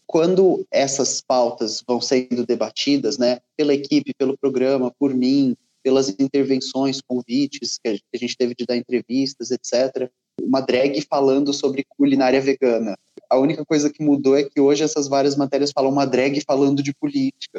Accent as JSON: {"language": "Portuguese", "town": "Ribeirão Preto", "region": "São Paulo", "country": "Brazil", "tie": "born or raised there", "also_born_or_lived": "Rio de Janeiro", "moved": "yes", "said": "eu sou natural de Ribeirão Preto, que é no interior de São Paulo"}